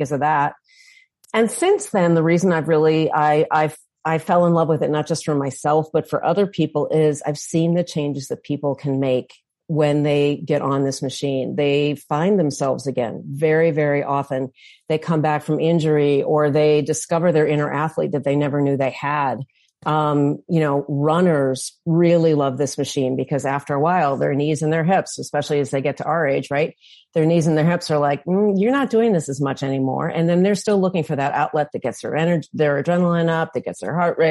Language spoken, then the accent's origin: English; St. Louis, Missouri, United States; now in Northern Michigan, United States; I'm from St. Louis originally, and now I live in Northern Michigan